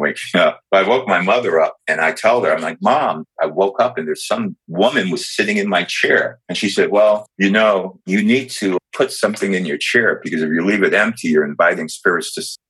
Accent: New York, United States; from a very young age, I grew up in New York

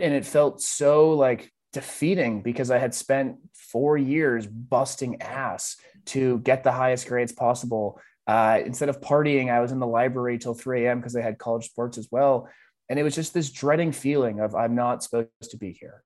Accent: Boston, Massachusetts, United States; growing up in Boston

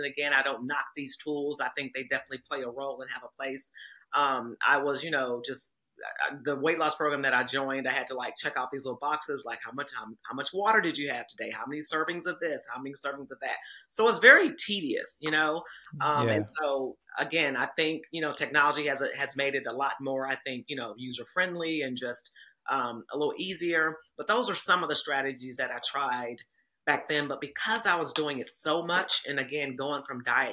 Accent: Kansas City, Missouri, United States; I'm from Kansas City, Missouri

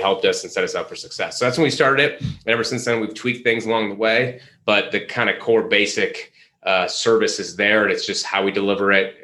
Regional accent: Midwest, United States; moved away as an adult; also born or lived in Chicago, Illinois / Charlotte, North Carolina; I'm from the Midwest

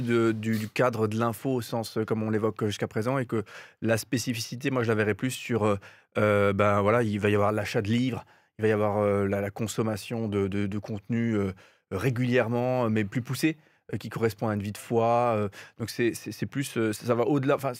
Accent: Alsace, Grand Est, France; chez nous en Alsace

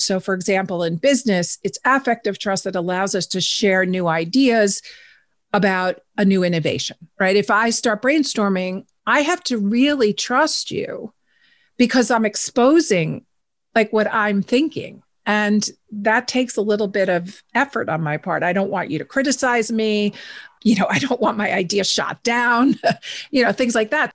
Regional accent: New York, United States; I'm a New Yorker

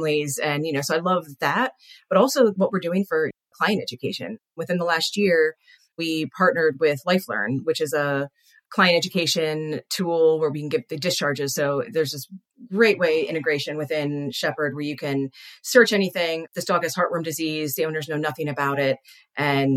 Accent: Philadelphia, Pennsylvania, United States; now in Arizona, United States; I'm from Philly

